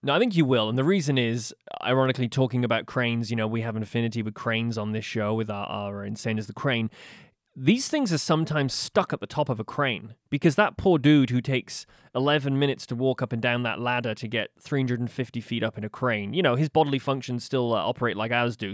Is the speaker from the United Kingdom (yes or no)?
yes; United Kingdom; now in Halifax, Canada; as a Brit